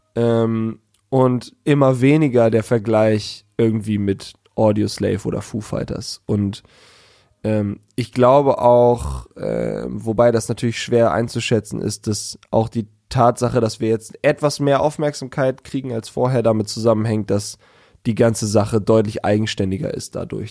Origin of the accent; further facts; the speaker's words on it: Hanover, Lower Saxony, Germany; aus Hannover